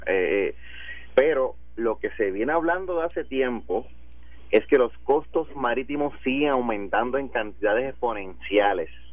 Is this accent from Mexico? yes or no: no; Puerto Rico; si nosotros como puertorriqueños